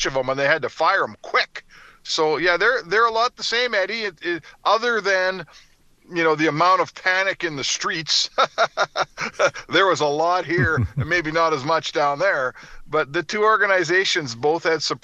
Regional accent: Edmonton, Alberta, Canada; I grew up in Edmonton

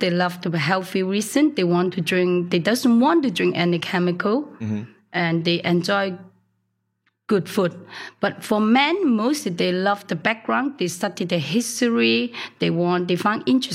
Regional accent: Hong Kong; also born or lived in Chaozhou (father's hometown); I was born in Hong Kong, first generation

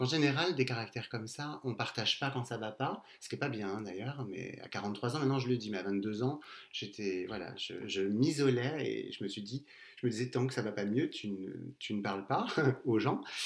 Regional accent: Castres, Occitania, France; je viens du sud, de Castres, et bah, j'ai bientôt 43 ans

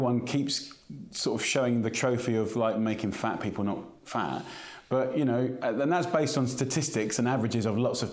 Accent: United Kingdom; to be British is driven by our food. Our national dish is chicken tikka masala and fish and chips

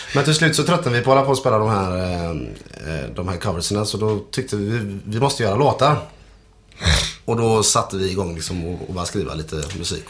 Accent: Sweden; jag är född i Sverige

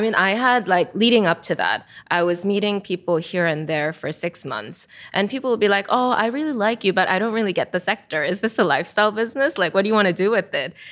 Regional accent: South Korea; moved away; Because I'm from Korea

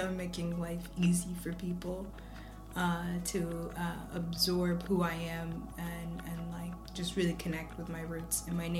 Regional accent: Ethiopia; moved away; I'm originally from Ethiopia.

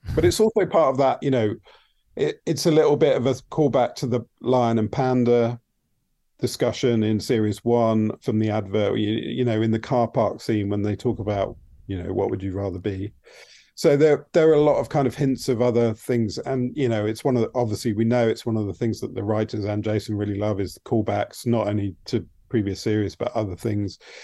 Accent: United Kingdom; I might not know so well as a Brit

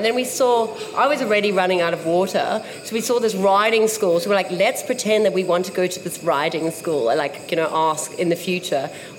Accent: South Africa; moved away; I'm from Africa, Mel.

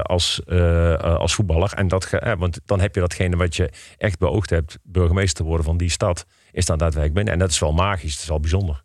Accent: Eindhoven, North Brabant, Netherlands; also born or lived in Nijmegen / Heerlen; now in Breda, Netherlands; Ik ben geboren en getogen in Eindhoven

